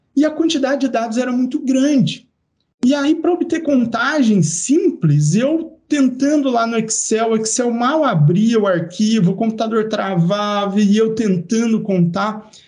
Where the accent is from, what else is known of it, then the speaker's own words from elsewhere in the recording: Araraquara, São Paulo, Brazil; moved away as an adult; also born or lived in Piracicaba / Goiânia / Lavras; eu nasci em Piracicaba, cresci em Araraquara